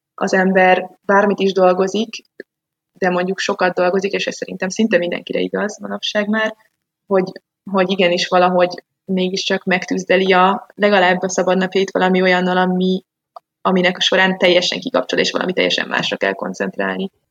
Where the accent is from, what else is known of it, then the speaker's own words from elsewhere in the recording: Budapest, Hungary; moved away as an adult; now in Switzerland; én Budapestről jövök, és 25 éves koromig mindent ott csináltam